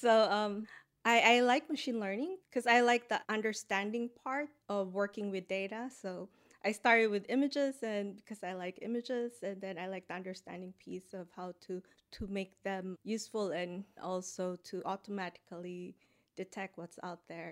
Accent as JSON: {"language": "English", "country": "Philippines", "tie": "born or raised there", "also_born_or_lived": "United States", "moved": "as an adult", "lives_now": "Boston, United States", "said": "I grew up in the Philippines, so I had my undergrad there"}